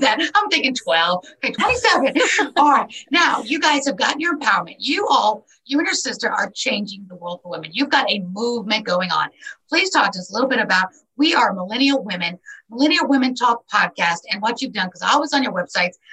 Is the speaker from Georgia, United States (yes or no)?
no; New York City, New York, United States; born and raised in New York City